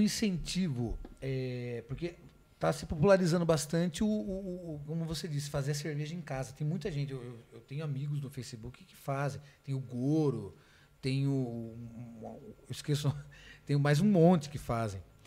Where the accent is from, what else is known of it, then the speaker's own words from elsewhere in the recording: Sorocaba, São Paulo, Brazil; Sou de Sorocaba.